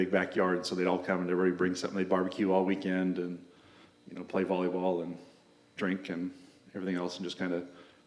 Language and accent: English; Raymond, Washington, United States; I was born and raised here in Raymond. I went to Raymond Elementary School, Raymond High School